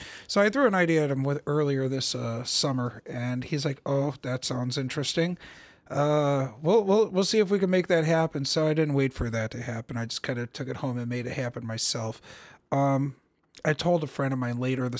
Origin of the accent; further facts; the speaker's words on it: Cleveland, Ohio, United States; I was born in Cleveland over at Deaconess Hospital up the road here